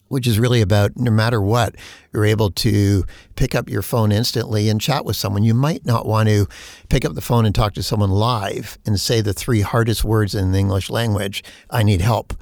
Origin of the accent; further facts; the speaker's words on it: Canada; as a Canadian